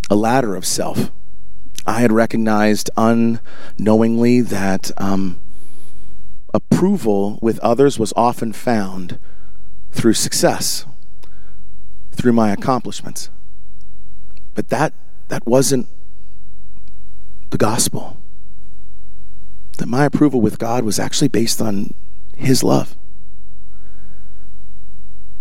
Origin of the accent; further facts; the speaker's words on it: Voorhees, New Jersey, United States; also born or lived in Canada; I actually was born in Canada, but went to high school in Voorhees